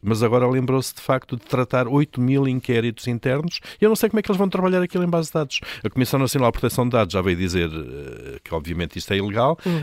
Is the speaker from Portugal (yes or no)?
yes; Viseu, Centro, Portugal; da minha terra, de Viseu.